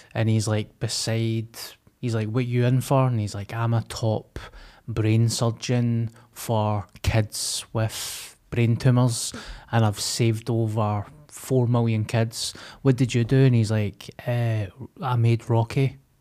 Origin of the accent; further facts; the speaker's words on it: Glasgow, Scotland, United Kingdom; I came from Springburn